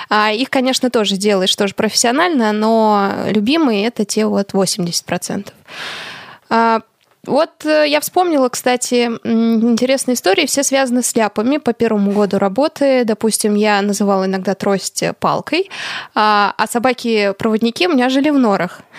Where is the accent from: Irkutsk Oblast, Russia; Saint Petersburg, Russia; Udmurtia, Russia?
Irkutsk Oblast, Russia; Irkutsk; Я из Иркутска, помните?